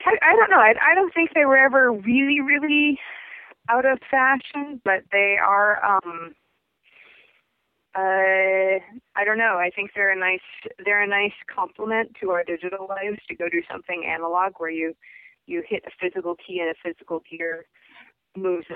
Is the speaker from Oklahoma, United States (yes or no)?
no; Puget Sound, outside Seattle, Washington, United States; moved away as an adult; also born or lived in California / Anchorage, Alaska; now in Juneau, United States; I grew up in Puget Sound, about an hour outside of Seattle.